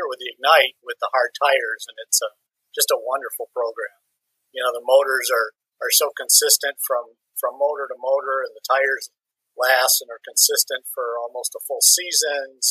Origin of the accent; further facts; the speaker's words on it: La Grange, Illinois, United States; also born or lived in Dearborn, Michigan; I was born in Dearborn, Michigan, but I grew up in basically in LaGrange, Illinois. Suburb of Chicago